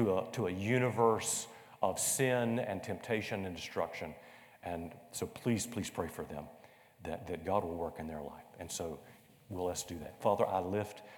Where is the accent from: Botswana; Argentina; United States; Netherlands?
United States; Conway, South Carolina; growing up in Greenwood Baptist Church in the south southern area of Conway, South Carolina